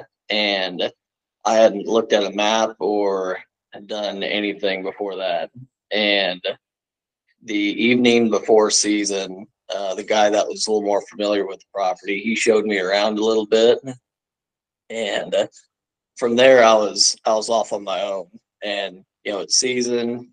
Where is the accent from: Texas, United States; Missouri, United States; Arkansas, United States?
Missouri, United States; Bonne Terre; I was originally born in Bonterre, Missouri